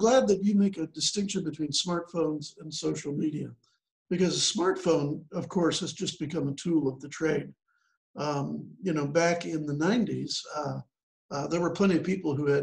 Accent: Chicago, Illinois, United States; moved away as an adult; also born or lived in central Kentucky; now in Kentucky, United States; I grew up in the Chicago area, but ended up in central Kentucky.

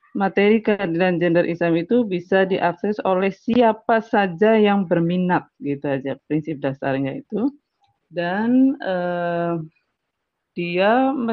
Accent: Pemalang, Central Java, Indonesia; kampung saya itu jauh-jauh loh sampai saya kan di Pemalang ya.

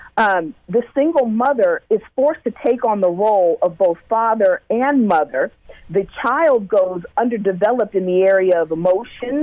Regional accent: Sunnyvale, California, United States; also born or lived in Vallejo, California; I grew up in Sunnyvale, California

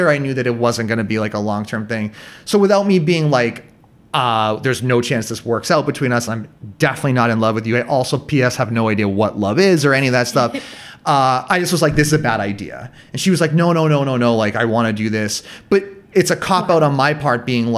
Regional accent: near Boston, Massachusetts, United States; moved away as an adult; now in Vietnam; I still lived in my hometown

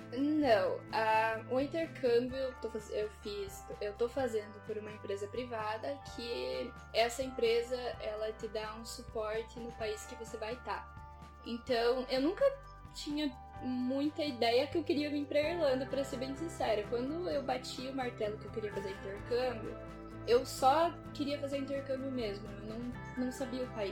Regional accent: Pato Branco, Paraná, Brazil; now in Dublin, Ireland; hoje em dia eu moro em Dublin, eu sou de Pato Branco.

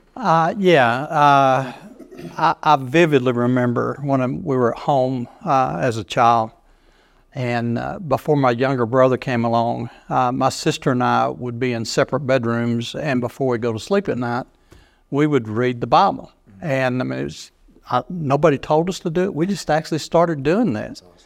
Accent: United States; also born or lived in Chicago, Illinois, United States; I was born in Chicago, Illinois, just right outside Chicago, and moved down here when I was just a small child. Don't even remember being up there, so you can't call me a Yankee

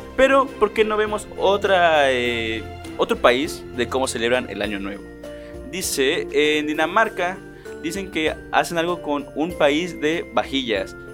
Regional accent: Mexico; nosotros como los mexicanos

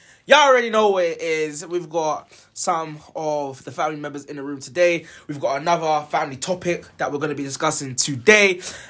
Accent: London, United Kingdom; I'm from South

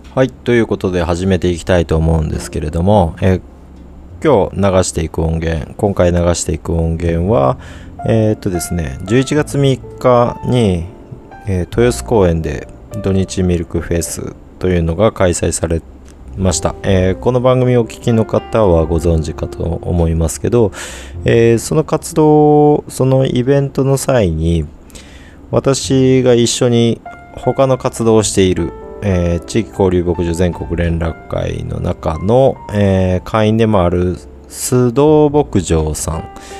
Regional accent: Hiroshima, Japan; moved away as an adult; also born or lived in Niigata / Nagano Prefecture; now in Toyama, Japan; 私自身は広島県出身

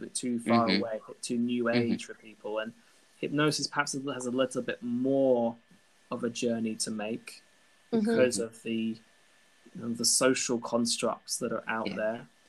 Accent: United Kingdom; accent: British; moved away as an adult; now in Brussels, Belgium; As you can tell from my very British accent, I am originally from the UK.

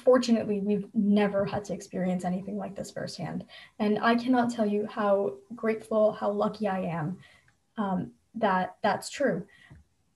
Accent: New Jersey, United States; I come from a state, I'm from New Jersey

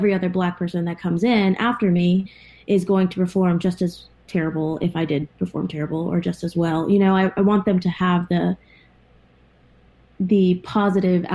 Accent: Atlanta, Georgia, United States; moved away as an adult; also born or lived in Ethiopia (family); now in Washington, United States; I am originally from Georgia and moved all the way to Washington

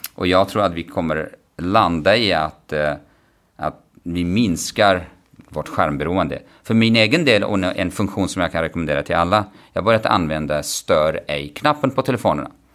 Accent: Kurdistan Region, Iraq; Swedish is a second language; moved away as an adult; now in Stockholm, Sweden; Jag växte upp i, norra, i Kurdistan, norra delen av Irak

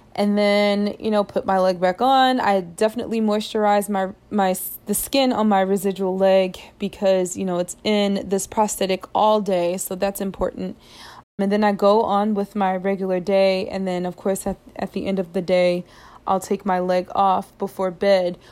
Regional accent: United States; moved away; this is a different culture than what I'm accustomed to from the United States

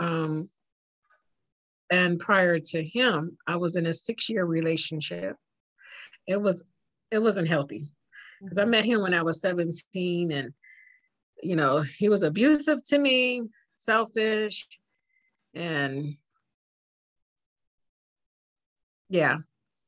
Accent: Youngstown, Ohio, United States; where I'm from Youngstown

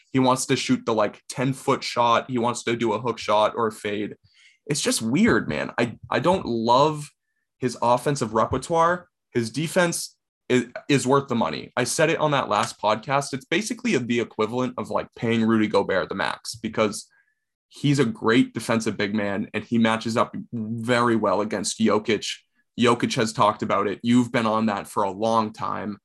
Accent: Boston, Massachusetts, United States; We are from the Boston area.

